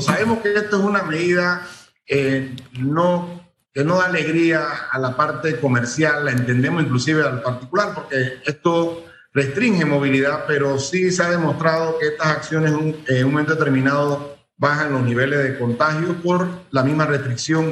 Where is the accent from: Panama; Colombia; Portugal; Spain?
Panama; Chiriquí; como chiriscanos que somos